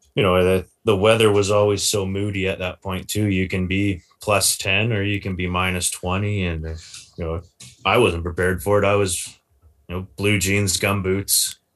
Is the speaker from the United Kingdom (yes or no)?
no; Maple Ridge, British Columbia, Canada; born and raised in the Lower Mainland, Maple Ridge